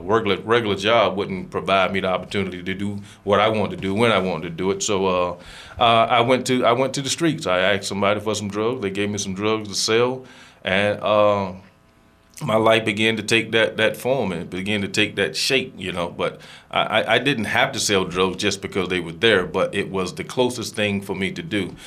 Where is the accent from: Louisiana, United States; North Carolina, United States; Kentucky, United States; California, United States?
North Carolina, United States; Greenville; I am from Greenville, North Carolina I'm 50 years old now